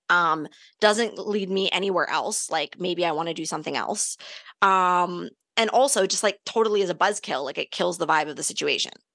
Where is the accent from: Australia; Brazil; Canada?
Canada; we're Canadian